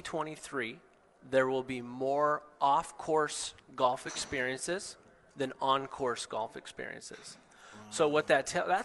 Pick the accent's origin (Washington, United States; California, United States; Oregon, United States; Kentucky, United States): Washington, United States; Seattle, Tacoma area